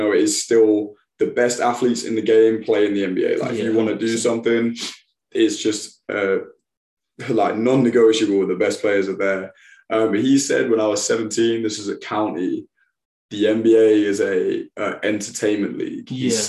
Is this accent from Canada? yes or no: no; United Kingdom; I had some hard training sessions as a British guy going to those sessions.